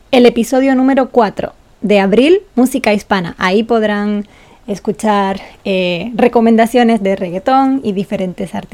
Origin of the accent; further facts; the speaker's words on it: Gran Canaria, Canary Islands, Spain; now in Japan; yo soy de Gran Canaria